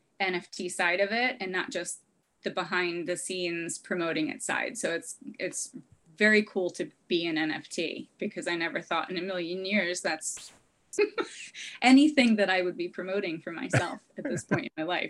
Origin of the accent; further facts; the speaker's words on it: New Jersey, United States; moved away; also born or lived in California; And I'm from New Jersey